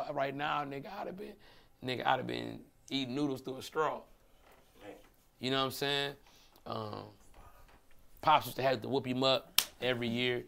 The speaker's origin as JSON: {"language": "English", "town": "Detroit", "region": "Michigan", "country": "United States", "said": "I'm from Brightmore, right? So my pops, he stayed on, well, first of all, my dad's family was like the second or third black family in Brightmore. See, like Detroit."}